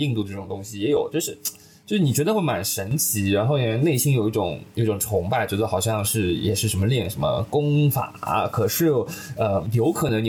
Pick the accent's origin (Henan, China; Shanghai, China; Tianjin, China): Shanghai, China; 因为我上海人嘛，